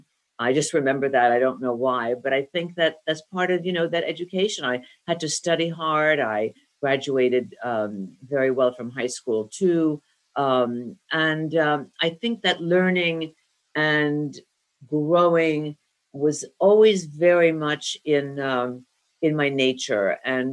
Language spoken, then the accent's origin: English; Northern New Jersey, United States; I grew up in Northern New Jersey